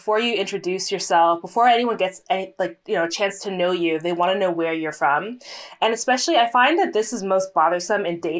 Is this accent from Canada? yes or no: yes; Toronto, Ontario, Canada; also born or lived in London, Ontario; my dad is Jamaican and my mom is Pakistani. And it is the Toronto thing